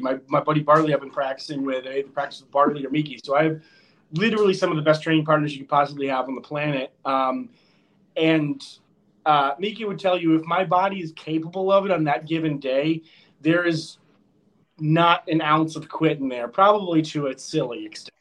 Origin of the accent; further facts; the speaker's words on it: Connecticut, United States; I am from Connecticut